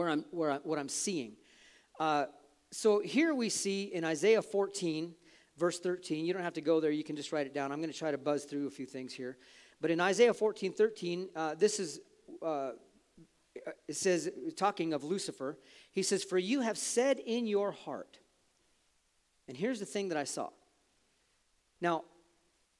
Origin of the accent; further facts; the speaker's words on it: United States; We are Americans